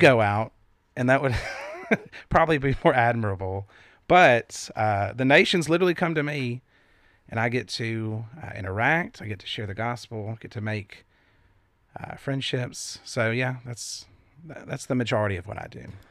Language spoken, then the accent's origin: English; the Bible Belt, United States; we grew up in the Bible Belt.